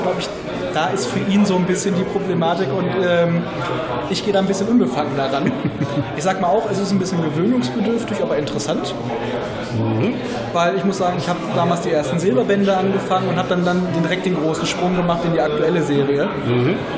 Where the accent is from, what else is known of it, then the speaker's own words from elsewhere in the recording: Hameln, Lower Saxony, Germany; Heimat Hameln auch nicht so weit weg